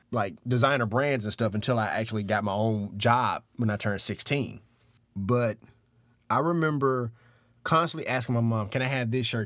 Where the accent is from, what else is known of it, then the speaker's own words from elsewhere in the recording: Memphis, Tennessee, United States; We were middle class, this, that, and the other, uh, growing up in, uh, in South Memphis.